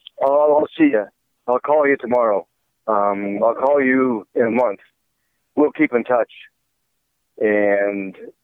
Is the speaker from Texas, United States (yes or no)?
no; Hartford, Connecticut, United States; that all I ever knew, had known up until then, was Hartford. You know, I grew up in Hartford.